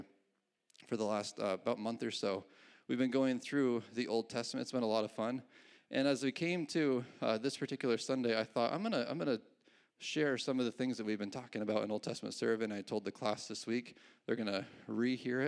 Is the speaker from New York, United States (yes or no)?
yes; New York, United States; also born or lived in California; When I was 5 years old, my parents moved from California to New York